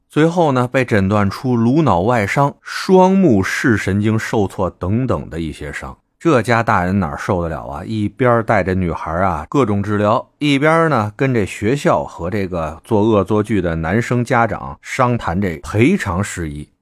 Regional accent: Beijing, China; 这仰巴咳嗽是我们北京一土话啊

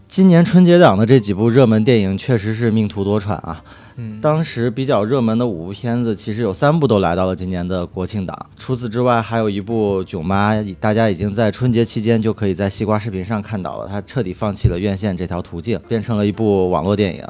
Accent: China; 我们大陆人

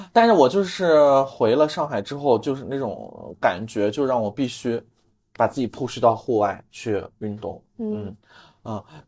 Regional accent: China; moved away; 然后只有我一个中国人

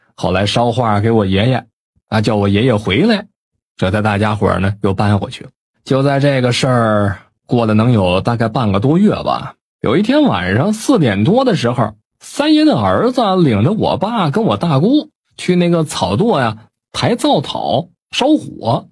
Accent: Northeast China, China; 我老家是东北的

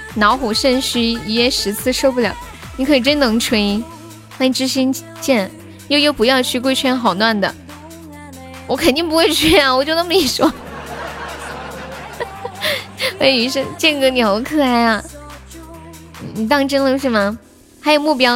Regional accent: Sichuan, China; accent: Sichuanese; 我是四川的，不是重庆的，但我这里离重庆挺近的

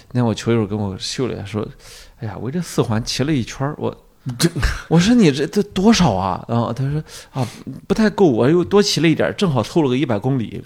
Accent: Shandong, China; 我们山东人都不是很喜欢济南

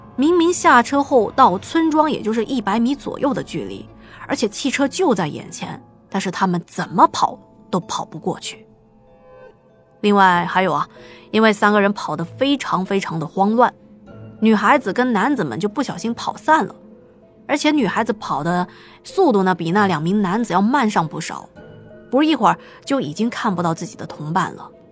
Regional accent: China; 我们中国人

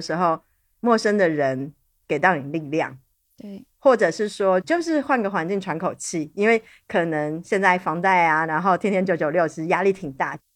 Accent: Taipei, Taiwan; born or raised there; moved away

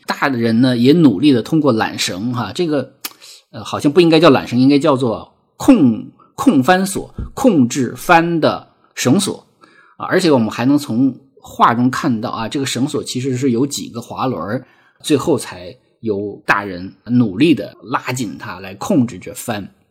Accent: Lesser Khingan Mountains, Heilongjiang, China; moved away; 我生在黑龙江小兴安岭的一个国营农场，啊，其实也是一个有山有河、有草地的一个很美很美的小地方

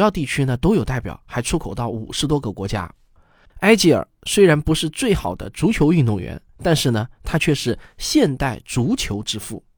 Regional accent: China; 但是我们中国人都知道

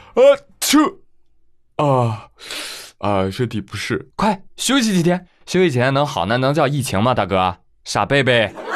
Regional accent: China; 我们中国人

